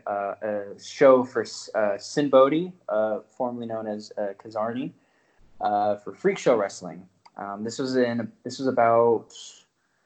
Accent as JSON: {"language": "English", "town": "Las Vegas", "region": "Nevada", "country": "United States", "tie": "born or raised there", "said": "I was born and raised in Las Vegas"}